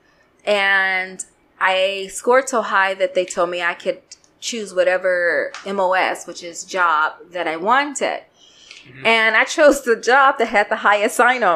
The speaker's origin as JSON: {"language": "English", "town": "Chicago", "region": "Illinois", "country": "United States", "tie": "born or raised there", "moved": "as an adult", "said": "I went to all girls Catholic high school in Chicago. I'm from Chicago"}